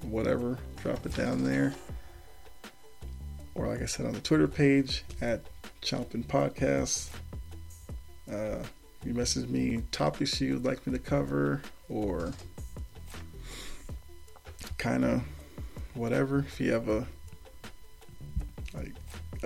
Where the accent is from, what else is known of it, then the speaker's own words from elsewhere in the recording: Boston, Massachusetts, United States; I'm from Boston